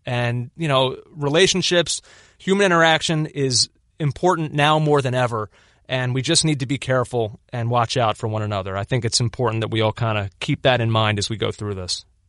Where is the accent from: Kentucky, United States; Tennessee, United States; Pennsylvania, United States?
Pennsylvania, United States; Philadelphia; as a Philadelphian, I was born in nineteen eighty-four.